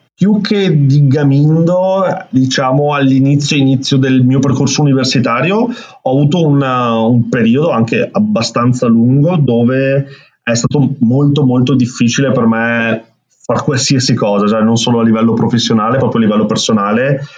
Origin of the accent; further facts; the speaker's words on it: Veneto, Italy; accent: Venetian; qua in Veneto, come si sente anche dal mio accento